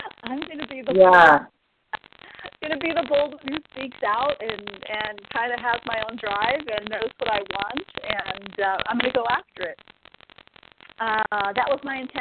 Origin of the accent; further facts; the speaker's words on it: Texas, United States; I'm originally from Texas